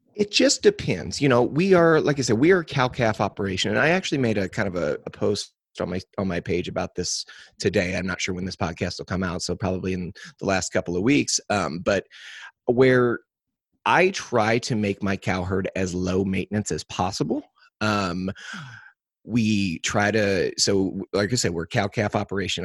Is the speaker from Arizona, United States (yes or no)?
no; Crawford County, Missouri, United States; I was born and raised in Crawford County, Missouri